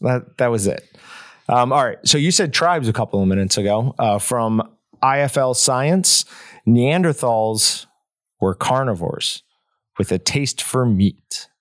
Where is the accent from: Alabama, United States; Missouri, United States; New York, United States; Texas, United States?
New York, United States; growing up in New York, I knew a couple kids I went to school with were already, like, vegans